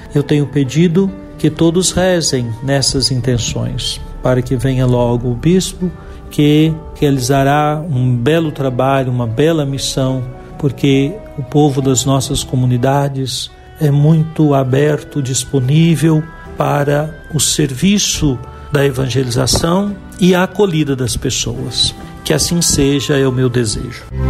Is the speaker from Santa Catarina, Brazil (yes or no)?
no; Juiz de Fora, Minas Gerais, Brazil; also born or lived in Goiânia; now in Montes Claros, Brazil; minha cidade natal, Juiz de Fora